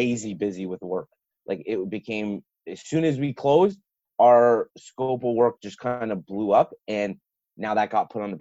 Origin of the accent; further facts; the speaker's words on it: Toronto, Ontario, Canada; I grew up in Toronto before all those condos went up